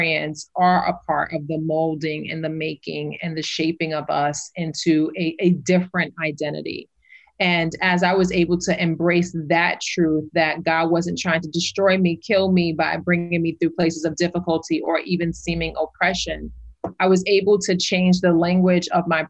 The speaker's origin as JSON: {"language": "English", "town": "New York City", "region": "New York", "country": "United States", "said": "I am from New York City."}